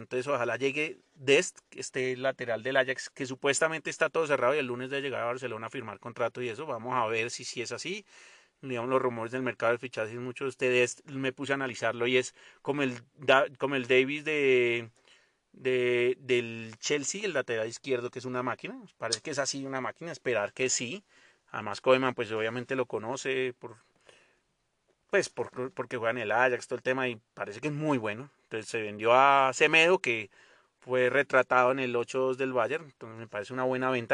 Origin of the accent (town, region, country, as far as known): Colombia